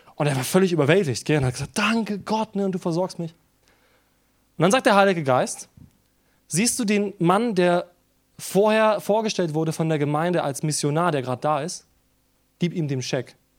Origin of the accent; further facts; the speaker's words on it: Germany; Wir sind als Deutsche